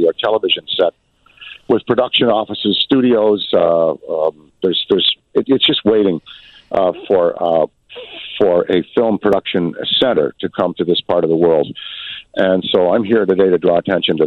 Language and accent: English; Ottawa, Ontario, Canada; being a youth growing up in Ottawa, Canada